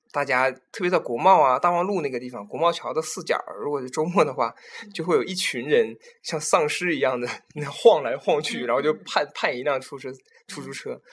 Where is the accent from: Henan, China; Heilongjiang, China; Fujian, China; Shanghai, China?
Heilongjiang, China; Qiqihar; moved away; 我的家乡齐齐哈尔